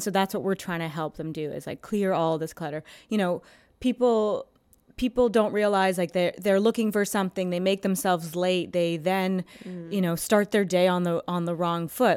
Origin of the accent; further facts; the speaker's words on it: Toronto, Ontario, Canada; moved away as an adult; now in New York, United States; I'm from Toronto. I went to school in Canada